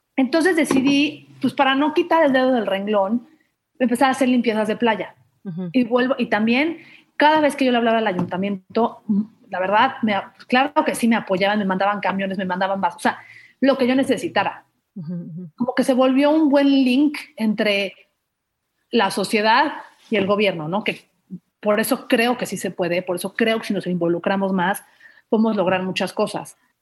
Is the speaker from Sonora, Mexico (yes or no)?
no; Mérida, Yucatán, Mexico; now in Mexico City, Mexico; yo crecí toda mi vida en Mérida